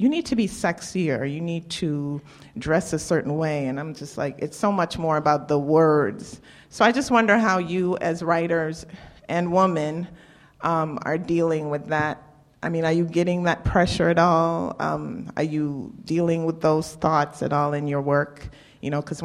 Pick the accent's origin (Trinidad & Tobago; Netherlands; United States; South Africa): Trinidad & Tobago; I'm Trini